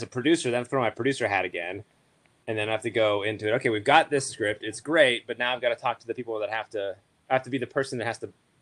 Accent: Pittsburgh, Pennsylvania, United States; moved away; I am from Pittsburgh originally

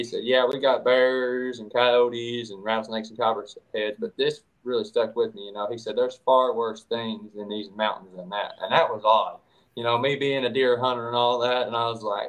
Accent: East Tennessee, United States; I'm from East Tennessee, born and raised

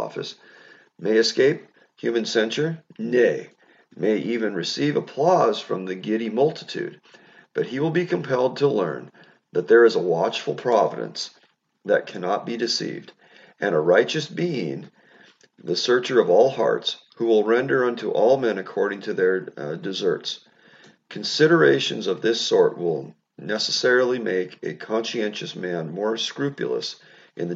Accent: United States; I'm an American

